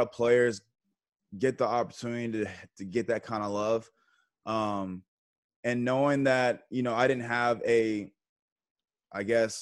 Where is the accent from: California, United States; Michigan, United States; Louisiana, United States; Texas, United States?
Texas, United States; moved away as an adult; also born or lived in Buffalo; I was from Texas. You know, Texas has our own rules